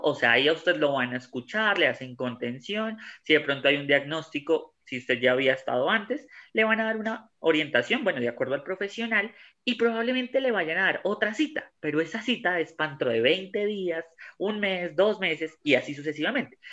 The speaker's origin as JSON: {"language": "Spanish", "country": "Colombia", "said": "todos somos colombianos"}